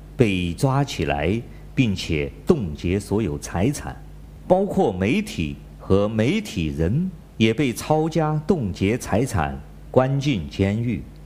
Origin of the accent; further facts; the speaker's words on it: China; 我是来自中国大陆的